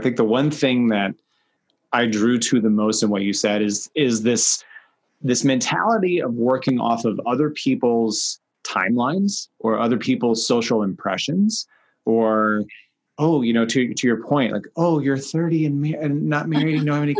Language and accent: English; the South, United States; moved away; also born or lived in Kansas City; I'm from the South originally